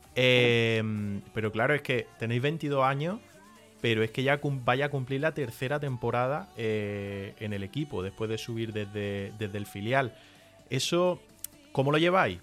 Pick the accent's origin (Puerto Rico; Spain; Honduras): Spain; Granada, Andalusia; accent: southern; estamos en Granada, que somos de Granada